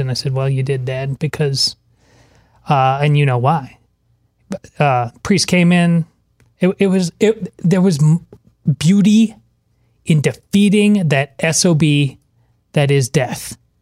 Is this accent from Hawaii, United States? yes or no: no; Madison, Wisconsin, United States; moved away; my hometown of, uh, Madison, Wisconsin